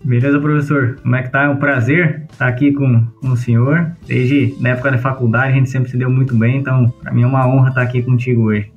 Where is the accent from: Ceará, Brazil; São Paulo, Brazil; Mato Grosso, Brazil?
Mato Grosso, Brazil; Sorriso; also born or lived in Rondonópolis; Eu sou natural aqui de Rondonópolis, mas fui criado desde bem, bem, bem moleque em Sorriso, né? Mais precisamente em Boa Esperança do Norte.